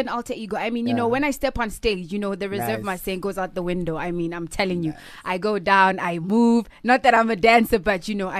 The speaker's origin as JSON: {"language": "English", "town": "Kagiso", "region": "Gauteng", "country": "South Africa", "tie": "born or raised there", "said": "Well, growing up in Kagiso was... I'm very reserved, you know."}